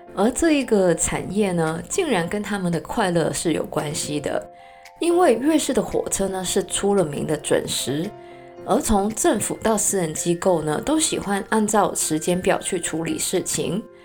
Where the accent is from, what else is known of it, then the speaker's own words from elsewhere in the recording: Hong Kong; 作为一个香港人呢，我的河南的发音呢是非常不标准的